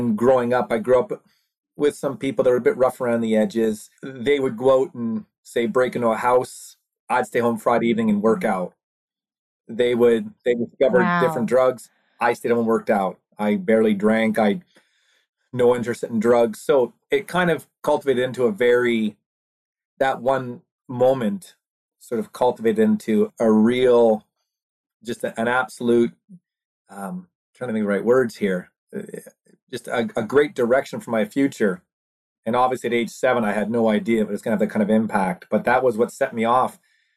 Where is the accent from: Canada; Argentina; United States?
Canada; East Coast, Atlantic Canada; We're from the East Coast, Canada